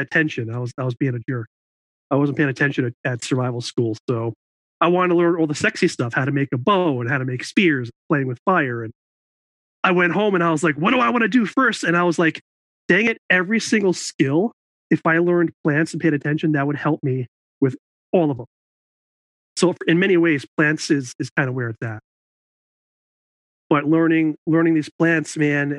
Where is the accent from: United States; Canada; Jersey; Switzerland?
United States; New York; I grew up in New York, and I went to college at SUNY New Paltz